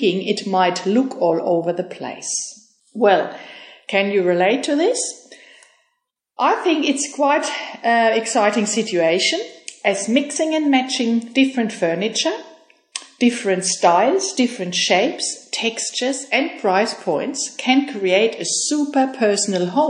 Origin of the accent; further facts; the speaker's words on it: Germany; moved away as an adult; I am from Germany and I moved here 6 years ago with my husband